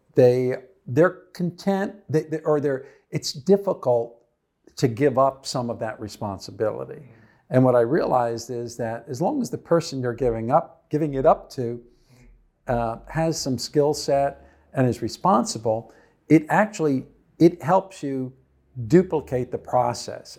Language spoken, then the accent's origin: English; New Jersey, United States; also born or lived in Texas; I grew up in New Jersey.